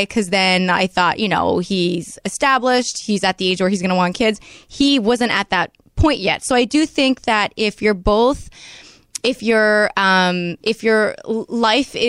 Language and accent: English; Quebec, Canada; I'm from Canada